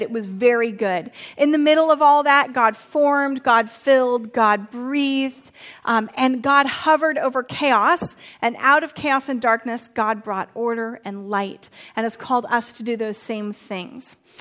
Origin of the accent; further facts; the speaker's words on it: Santa Rosa, California, United States; moved away; my hometown just went through a natural disaster of the firestorms